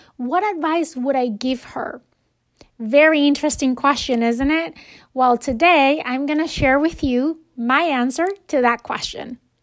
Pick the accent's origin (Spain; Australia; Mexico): Spain; moved away; when I was growing up in Spain